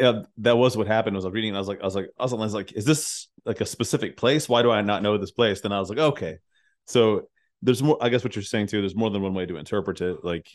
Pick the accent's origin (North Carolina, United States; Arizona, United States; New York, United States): Arizona, United States; Tucson; I'm from Tucson originally. I'm a desert dude. I love the desert.